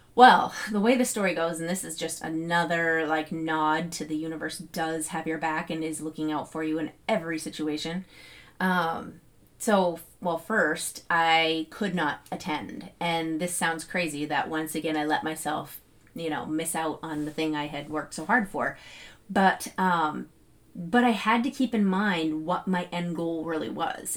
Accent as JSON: {"language": "English", "region": "New Hampshire", "country": "United States", "said": "I'm from New Hampshire"}